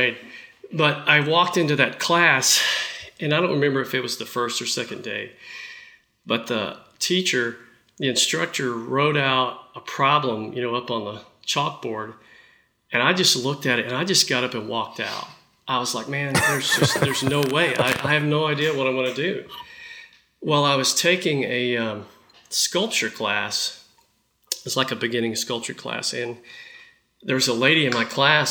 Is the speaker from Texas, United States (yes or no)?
yes; Dallas, Texas, United States; growing up in Dallas